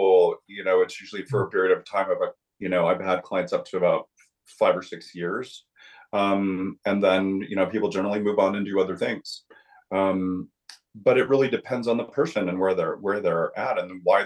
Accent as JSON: {"language": "English", "region": "Southwest", "country": "United States", "moved": "yes", "said": "I'm originally from the Southwest"}